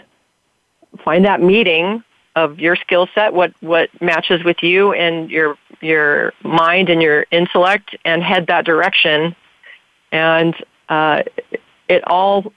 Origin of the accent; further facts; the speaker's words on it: Santa Clarita, California, United States; in my hometown of Santa Clarita, I was voted best PI